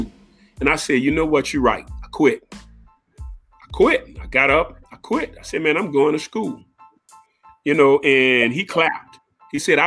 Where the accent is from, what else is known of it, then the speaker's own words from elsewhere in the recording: New Orleans, Louisiana, United States; Born and raised in New Orleans, a Seventh Ward guy.